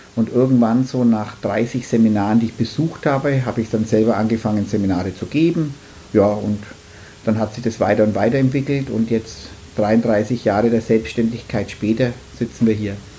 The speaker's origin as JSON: {"language": "German", "town": "Nuremberg", "region": "Bavaria", "country": "Germany", "said": "komme aus Nürnberg"}